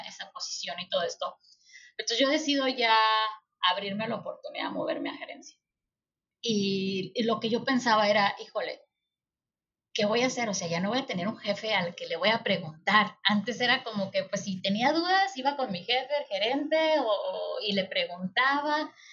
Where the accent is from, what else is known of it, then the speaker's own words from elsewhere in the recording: Mexico; como mexicanos